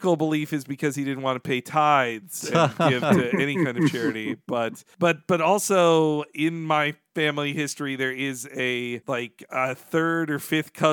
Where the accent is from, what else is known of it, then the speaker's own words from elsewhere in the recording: northern Florida, United States; moved away; also born or lived in Georgia / Arkansas; where I grew up in the South, both in, like, the northern part of Florida, which is the more southern culturally, but before that in the, like, Georgia and Arkansas